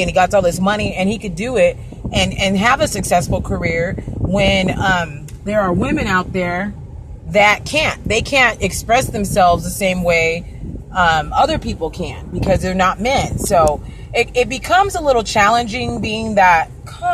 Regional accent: Arizona, United States; born or raised there; also born or lived in California

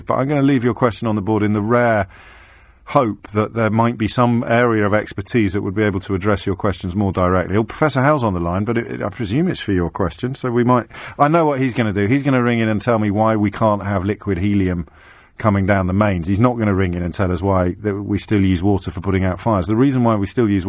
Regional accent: Kidderminster, West Midlands, United Kingdom; my hometown

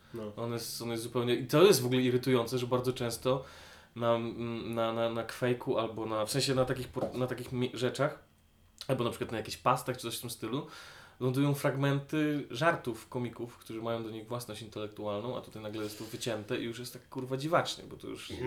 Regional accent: Grudziądz, Kuyavian-Pomeranian Voivodeship, Poland; moved away; also born or lived in Poznań; ja nie pochodzę z Grudziądza, nie wstydzę się swojego pochodzenia. Zdaję sobie sprawy z wad tego miasta

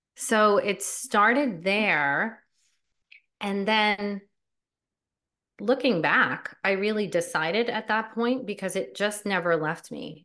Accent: New Jersey, United States; I was born and raised in New Jersey

